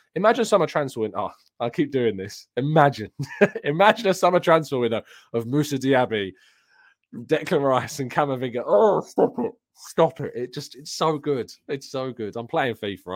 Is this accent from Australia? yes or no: no; England, United Kingdom; I'm English